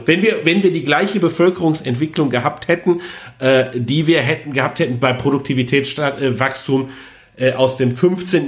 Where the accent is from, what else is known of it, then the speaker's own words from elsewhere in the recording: Rhineland, Germany; als Rheinländer